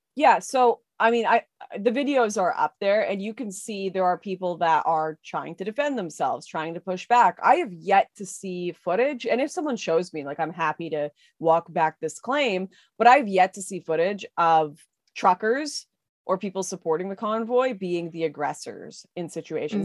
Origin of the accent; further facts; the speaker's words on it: West Coast, Canada; I'm from the West Coast